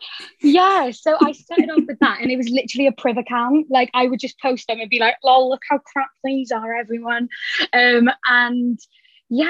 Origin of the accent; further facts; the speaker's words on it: Cardiff, Wales, United Kingdom; I am 23 and I'm from Cardiff. I still live at home with my mum and dad